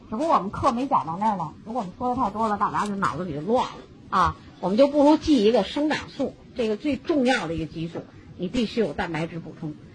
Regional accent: China; 我们中国人

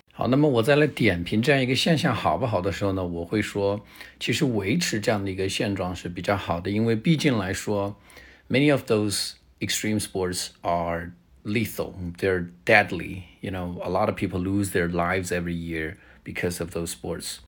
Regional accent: China; 我们中国人

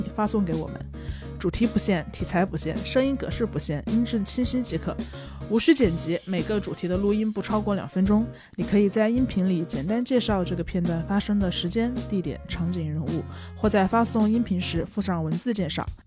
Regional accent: Hunan, China; now in Beijing, China; 我是湖南人，我在北京

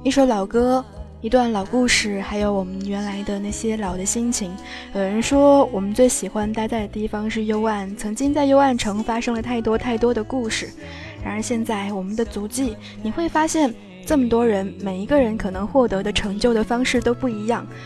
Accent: Fujian, China; 作为一个福建人

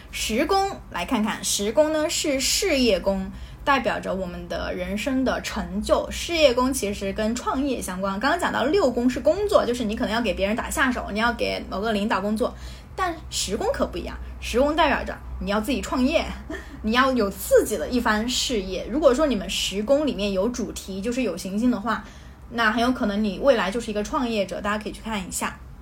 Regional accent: China; moved away; 我又是个外国人，我是中国人

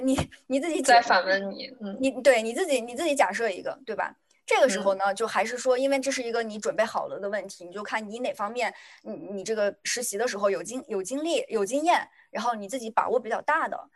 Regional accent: China; 作为一个中国人

